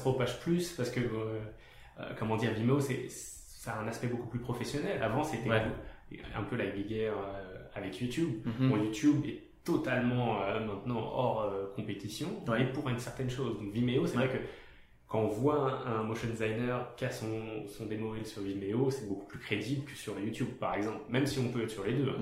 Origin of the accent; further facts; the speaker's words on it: France; moved away; je viens de France donc c'est euh, plus une culture salariale à la base